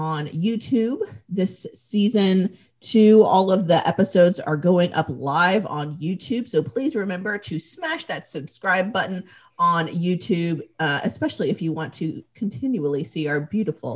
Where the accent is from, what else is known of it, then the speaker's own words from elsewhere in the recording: Georgia, United States; moved away as an adult; also born or lived in Florida / Chicago; now in Knoxville, United States; I grew up in Georgia. Lived some time in Florida. The furthest north I've ever lived was Chicago